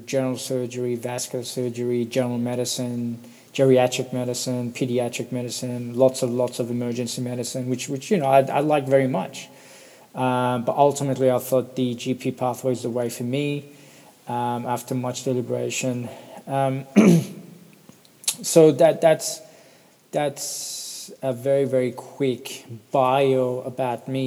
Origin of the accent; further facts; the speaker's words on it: Perth, Western Australia, Australia; also born or lived in Sydney; I'm from Perth, Western Australia. I've been living here for 20 years